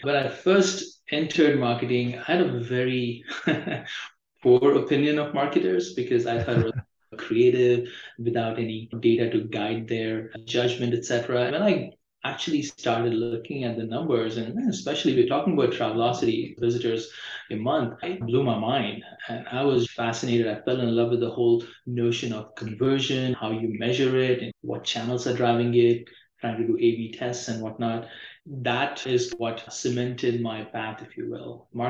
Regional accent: India; moved away as an adult; now in United States; I think I'm from India

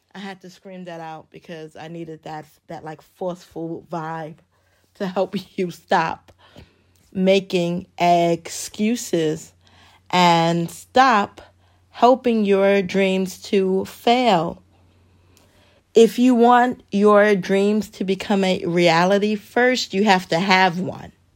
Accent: New York City, New York, United States; moved away as an adult; also born or lived in Richmond, Virginia; growing up in the Bronx

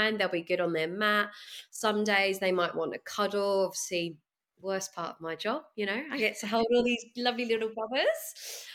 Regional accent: United Kingdom; moved away as an adult; now in Sydney, Australia; I'm a Brit

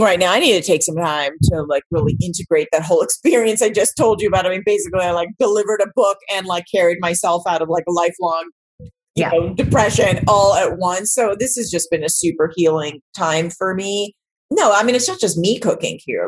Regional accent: Los Angeles, California, United States; growing up in West LA, I didn't know it was exotic.

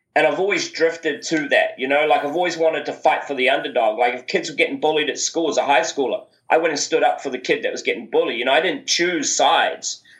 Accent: New Zealand; growing up uh, in New Zealand is a is a wonderful place, definitely to grow up

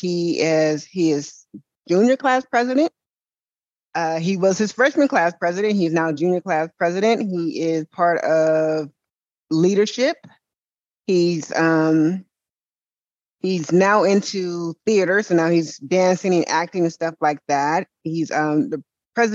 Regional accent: Oakland, California, United States; also born or lived in Antioch, California; I'm born and raised in California. I lived in Oakland, the Bay Area, until I was about 28

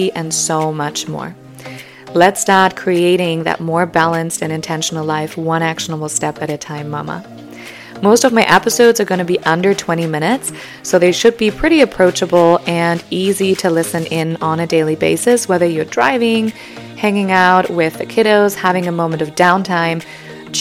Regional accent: Germany; English is a second language; moved away; I'm originally from Germany, so if you detect a hint of an accent or stumble over some of my words, that may be why

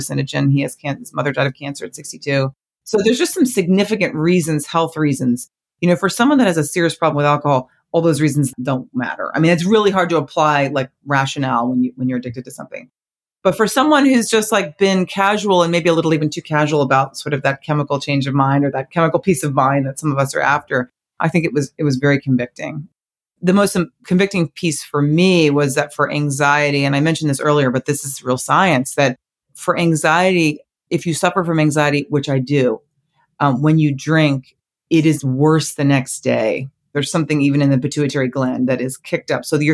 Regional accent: New Jersey, United States; I grew up right outside New Jersey

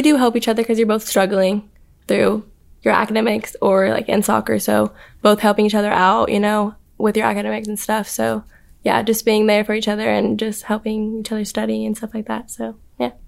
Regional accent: Spring, Texas, United States; moved away as an adult; I'm from Spring, Texas, which is out of Houston

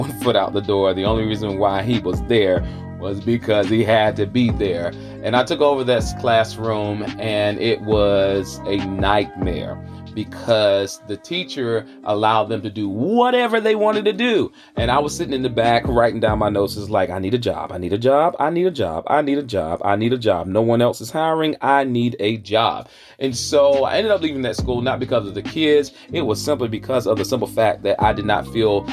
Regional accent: Charlotte, North Carolina, United States; accent: Southern

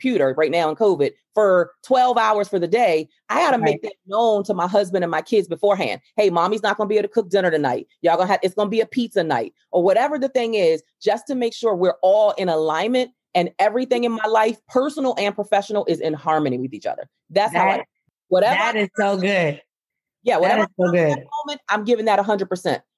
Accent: Baltimore, Maryland, United States; I grew up in Lafayette Projects in Baltimore, Maryland

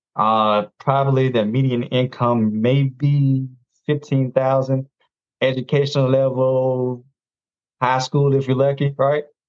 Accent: North Carolina, United States; I'm from North Carolina. Uh, 41. I'm a dad of one. He's 18 now. Um, I've never been married unfortunately. But you know, life happens. Um, and I grew up in a small town. I actually still live here

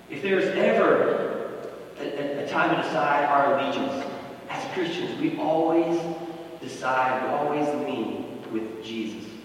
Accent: United States; proud to be from this country, and so much good has come from being an American.

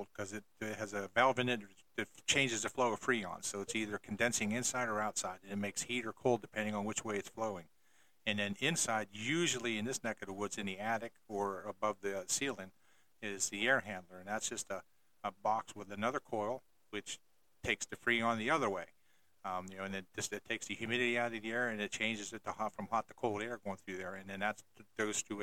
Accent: Johnstown, Pennsylvania, United States; moved away as an adult; now in Savannah, United States; I'm originally from Pennsylvania

